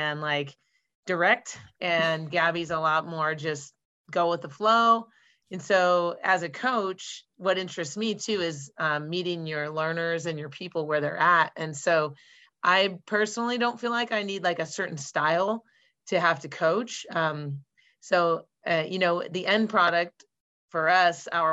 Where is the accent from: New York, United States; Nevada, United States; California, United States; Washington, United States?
Washington, United States; Redmond; I'm a Washingtonian. I was born and raised in Redmond, Washington